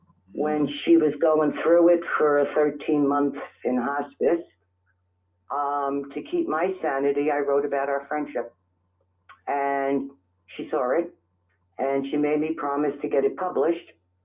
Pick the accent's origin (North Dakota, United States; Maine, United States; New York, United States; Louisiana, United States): New York, United States; New York City; moved away as an adult; also born or lived in Middle Village, Queens; now in Staten Island, United States; I was born in the Bronx. Ooh. And I was raised in the Bronx.